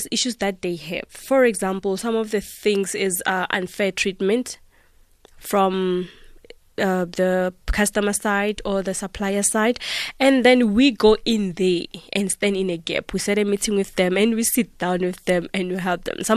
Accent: South Africa; I am a South African

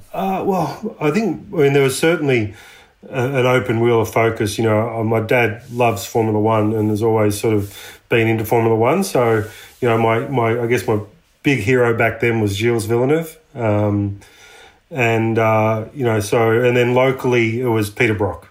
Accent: Latrobe Valley, Victoria, Australia; also born or lived in United States; we grew up um, Latrobe Valley, which is a you know power generation area of Victoria

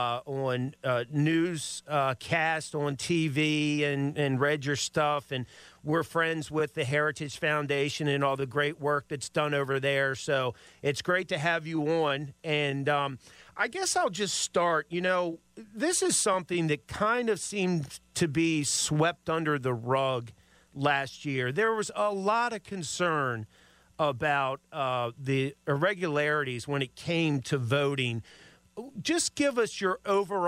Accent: Maryland, United States; I'm from Maryland, grew up in Maryland

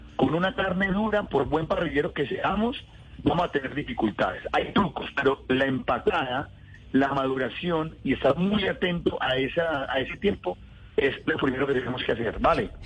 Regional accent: Colombia; Los colombianos, como somos acelerados para todo

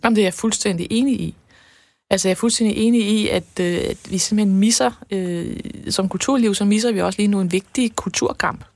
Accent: Denmark

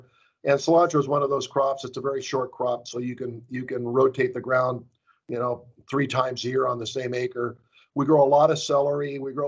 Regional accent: Ventura County, California, United States; born or raised there

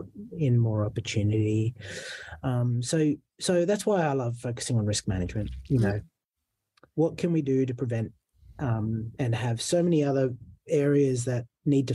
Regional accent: Fairfield, New South Wales, Australia; I grew up in Fairfield

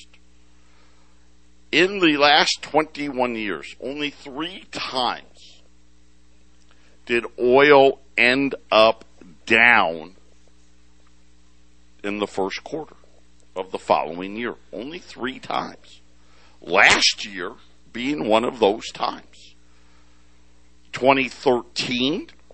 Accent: Syracuse, New York, United States; I grew up in Syracuse

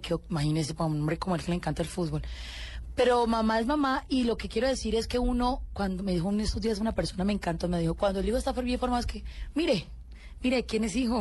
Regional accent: Colombia; yo soy una colombiana común y corriente

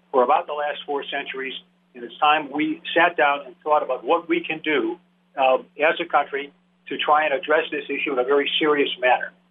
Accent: Milwaukee, Wisconsin, United States; I'm a fourth generation Wisconsinite, born and bred in Milwaukee

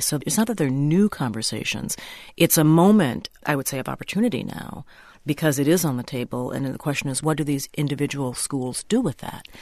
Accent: Minnesota, United States; I'm, I'm a Minnesotan

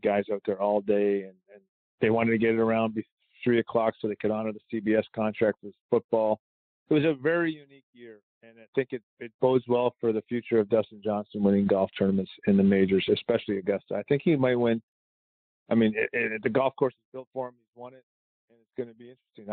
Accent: Canada; I'm Canadian

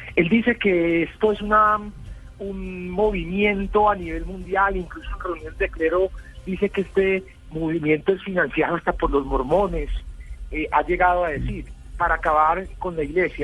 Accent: Medellín, Antioquia, Colombia; Yo soy de Medellín

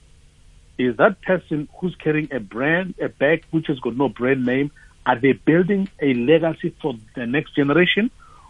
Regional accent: Tembisa, Gauteng, South Africa; And I'm from Tembisa. I was born in Tembisa.

